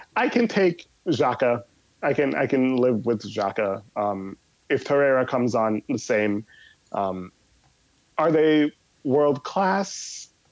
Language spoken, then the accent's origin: English; New York City, New York, United States; also born or lived in Jamaica; I am originally Jamaican uh, and grew up in New York City